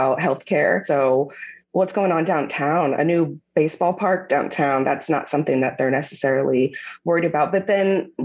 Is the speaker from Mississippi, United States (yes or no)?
no; Kansas City, Missouri, United States; I'm born and raised in Kansas City, Missouri